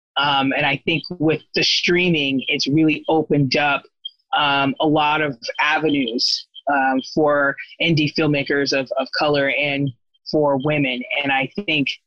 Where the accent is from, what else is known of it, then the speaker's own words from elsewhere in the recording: Corona, California, United States; also born or lived in Tampa, Florida; I was born in Tampa, Florida, but then my mom moved us out to SoCal, Southern California, when I was a kid. And I pretty much was raised in Corona, California